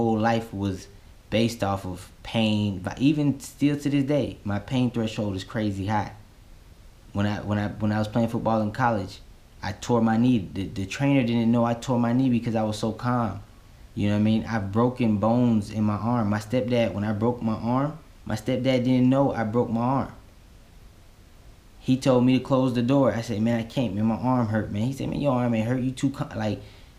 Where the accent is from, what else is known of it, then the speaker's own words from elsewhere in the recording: Florida, United States; growing up in Florida, you had to be tough.